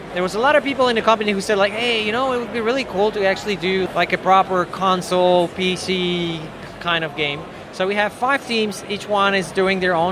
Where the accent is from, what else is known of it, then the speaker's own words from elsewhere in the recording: Poland; we come from Poland, we were living in a communist regime for like 50 years